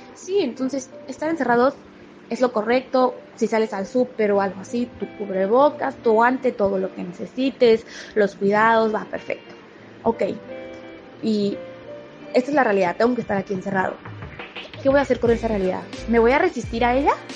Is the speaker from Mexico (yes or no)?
yes; Mérida, Yucatán, Mexico; moved away; Yo estoy ahorita en mi pueblo también porque mi familia vive en Mérida, entonces estoy en Mérida con mi papá y mi hermanita